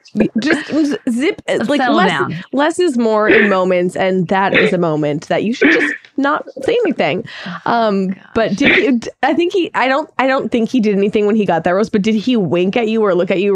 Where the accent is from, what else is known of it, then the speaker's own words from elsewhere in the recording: Minnesota, United States; my home state of Minnesota?